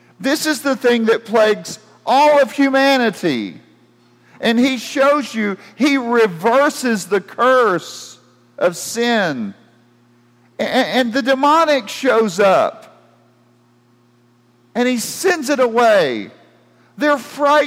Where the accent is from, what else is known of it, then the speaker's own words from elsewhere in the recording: United States; as an American